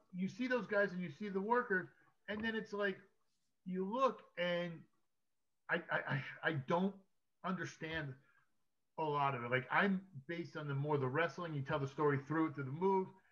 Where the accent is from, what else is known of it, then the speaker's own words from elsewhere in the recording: New Jersey, United States; now in Wilmington, United States; New Jersey, my home state